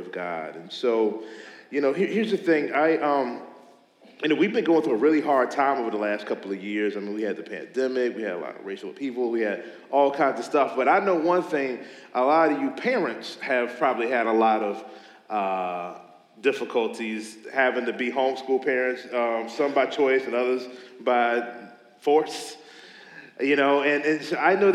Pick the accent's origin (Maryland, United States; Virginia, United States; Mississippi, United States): Virginia, United States; Meadowbrook area; I grew up in the Meadowbrook area, so I'm really familiar with, I graduated from Meadowbrook in 1999.